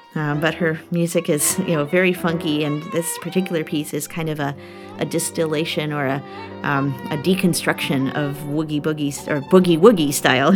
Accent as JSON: {"language": "English", "town": "Chicago", "region": "Illinois", "country": "United States", "said": "I come from Chicago where we have the Center for Black Music Research"}